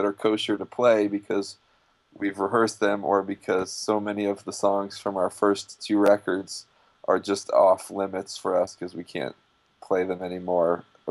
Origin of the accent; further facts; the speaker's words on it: West Hartford, Connecticut, United States; I grew up in Connecticut.